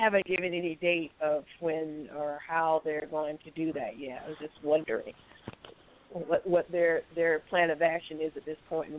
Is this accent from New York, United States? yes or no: no; North Carolina, United States; moved away; my home state of North Carolina. So for full disclosure, as I said, I'm originally from North Carolina, specifically from District 9.